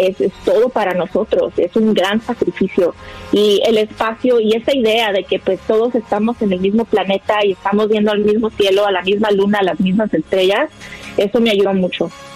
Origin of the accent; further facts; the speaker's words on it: Guadalajara, Jalisco, Mexico; moved away; yo soy de Guadalajara, Jalisco, y en el 79 nos venimos para acá también nosotros